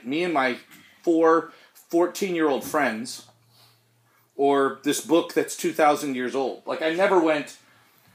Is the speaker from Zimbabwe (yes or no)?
no; Canada; We're Canadian